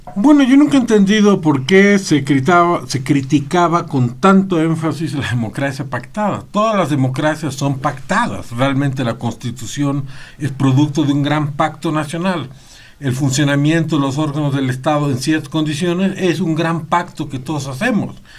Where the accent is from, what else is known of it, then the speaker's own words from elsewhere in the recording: Bolivia; todos somos eh, eh, bolivianos